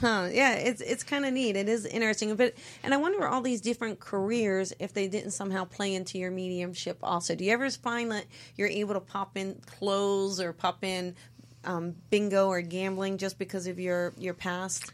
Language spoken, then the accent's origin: English; East Coast, United States; I'm from the East Coast